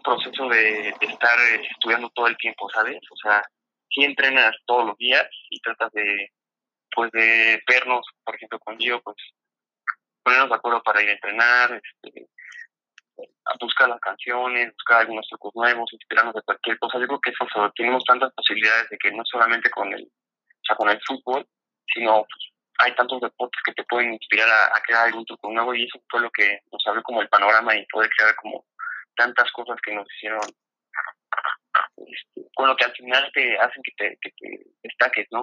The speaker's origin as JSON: {"language": "Spanish", "region": "State of Mexico", "country": "Mexico", "said": "soy del Estado de México"}